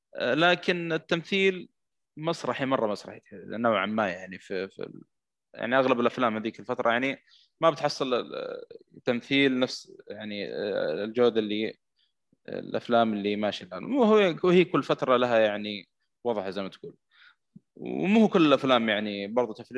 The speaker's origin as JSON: {"language": "Arabic", "country": "Saudi Arabia", "said": "عندنا في السعوديه هنا"}